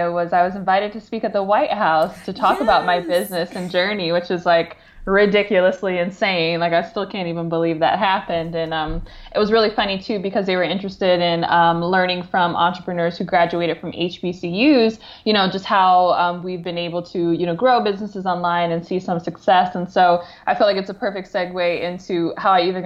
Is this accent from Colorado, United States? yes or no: no; Detroit, Michigan, United States; moved away as an adult; I grew up in the Metro Detroit area